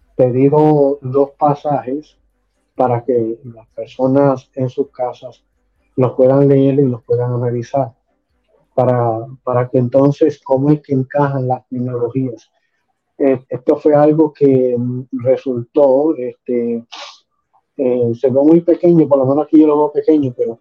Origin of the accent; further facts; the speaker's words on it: San Lorenzo, Puerto Rico; also born or lived in Caguas, Puerto Rico / West Palm Beach, Florida; now in Florida, United States; Nací en la bella ciudad de a Puerto Rico, soy cagüeño, me crié en San Lorenzo y también me crié acá en West Palm Florida.